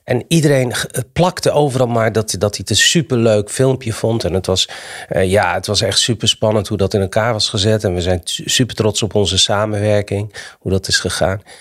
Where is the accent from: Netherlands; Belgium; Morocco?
Morocco; het is gek dat ik als Marokkaan eh, de Nederlandse taal moet, aan Nederlanders moet uitleggen hoe mooi de Nederlandse taal is.